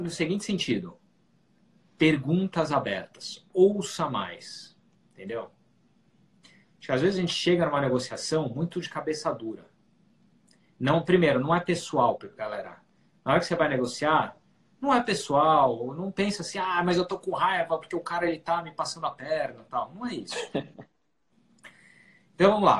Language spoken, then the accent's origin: Portuguese; Brazil; moved away as an adult; now in New York, United States; a gente falando como brasileiros